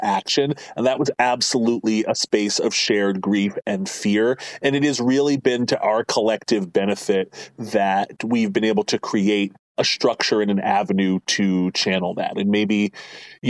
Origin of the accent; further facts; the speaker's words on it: Lancaster, Pennsylvania, United States; I was born and raised here in Lancaster